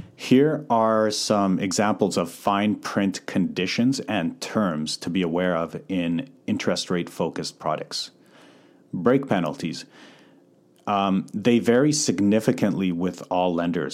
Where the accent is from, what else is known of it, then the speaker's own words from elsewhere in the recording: Calgary, Alberta, Canada; moved away as an adult; now in North Vancouver, Canada; born and raised in Calgary, so I moved over to Vancouver in twenty eleven